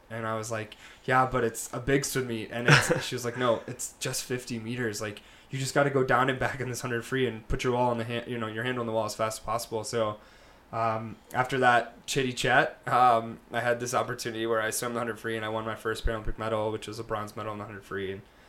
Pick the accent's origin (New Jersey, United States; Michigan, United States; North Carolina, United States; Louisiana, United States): North Carolina, United States; also born or lived in various US locations; I'm a Southern boy at heart. I'm originally from North Carolina, so got a little Southern in my blood, but moved all over, lived all over